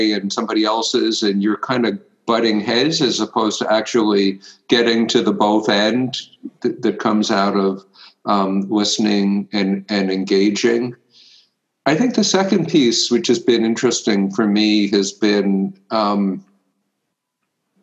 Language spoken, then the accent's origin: English; United States; I was born in the United States.